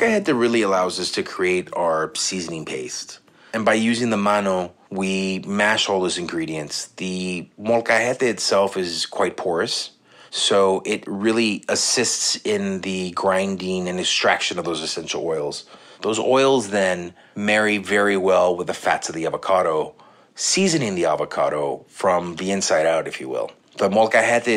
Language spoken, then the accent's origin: English; Laredo, Texas, United States; now in New York City, United States; I'm based in New York City, but I was born and raised in South Texas in a town called Laredo, Texas.